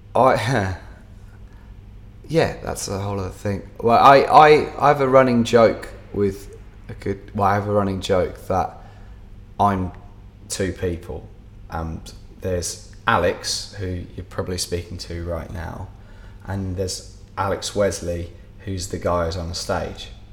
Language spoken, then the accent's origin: English; England, United Kingdom; now in Dubai, United Arab Emirates; As an English musician